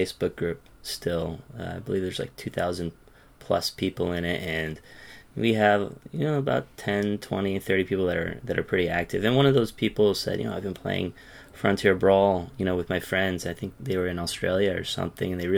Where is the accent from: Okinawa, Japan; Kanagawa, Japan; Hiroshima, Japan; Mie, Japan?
Kanagawa, Japan; Yokohama; now in Tokyo, Japan; I'm from Yokohama, living in Tokyo, living in the Tokyo area